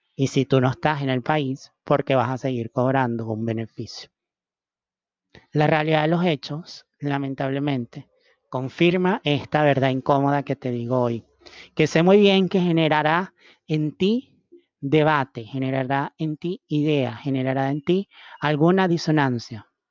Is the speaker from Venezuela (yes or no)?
yes; Venezuela; los venezolanos fuimos a, cumplir los espacios profesionales